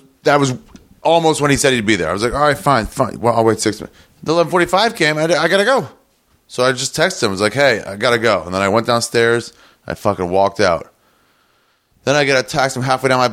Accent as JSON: {"language": "English", "town": "Los Angeles", "region": "California", "country": "United States", "said": "I'm from LA. I'm from Los Angeles."}